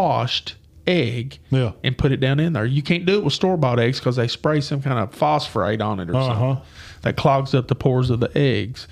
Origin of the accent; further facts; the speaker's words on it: United States; as an American